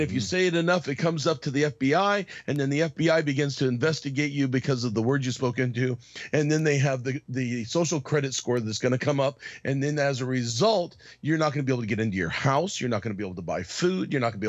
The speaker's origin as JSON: {"language": "English", "region": "Arizona", "country": "United States", "tie": "born or raised there", "said": "I grew up in Arizona"}